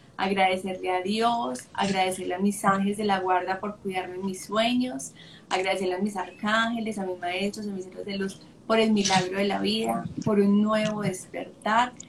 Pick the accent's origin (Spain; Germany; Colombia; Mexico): Colombia; Sonsón, Antioquia; cuando tenía ocho años, cuando vivía en Sonsón con mi familia, porque soy de Sonsón, Antioquia